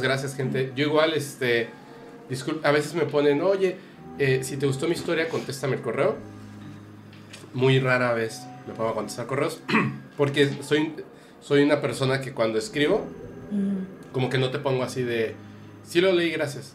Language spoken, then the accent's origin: Spanish; Mexico; yo me burlo de la muerte como mexicano